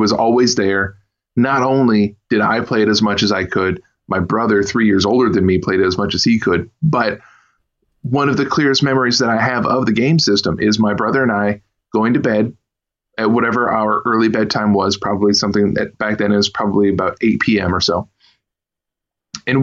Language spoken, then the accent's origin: English; Kalamazoo, Michigan, United States; I was born and raised in the same city I'm in right now, which is, Kalamazoo, Michigan